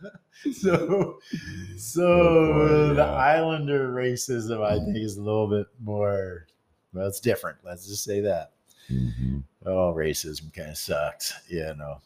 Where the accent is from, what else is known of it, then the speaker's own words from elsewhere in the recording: the South, United States; I come from the South